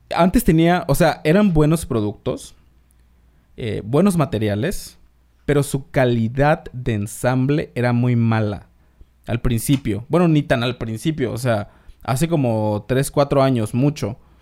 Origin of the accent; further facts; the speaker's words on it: Isthmus of Tehuantepec, Oaxaca, Mexico; moved away; yo soy de Oaxaca, vengo del Istmo de Tehuantepec